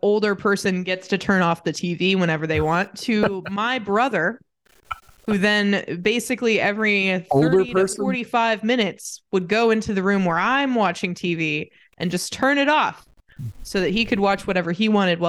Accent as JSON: {"language": "English", "country": "United States", "moved": "yes", "lives_now": "United Kingdom", "said": "that's my right as an American."}